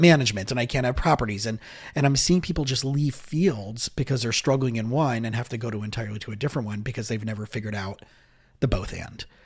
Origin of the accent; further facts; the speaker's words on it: South Florida, United States; also born or lived in Israel; I grew up here in South Florida